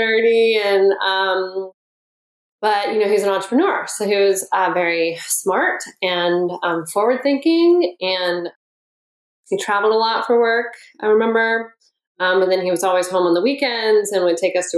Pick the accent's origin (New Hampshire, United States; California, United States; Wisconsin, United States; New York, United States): California, United States; Oakland; I grew up in Oakland, and I had two older brothers